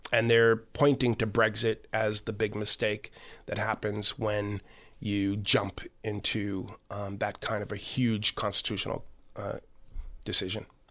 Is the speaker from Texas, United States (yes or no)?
no; Massachusetts, United States; I'm, I'm from Massachusetts